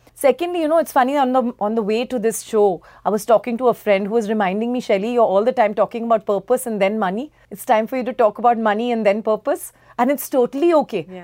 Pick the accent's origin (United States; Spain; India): India; We are still Indian women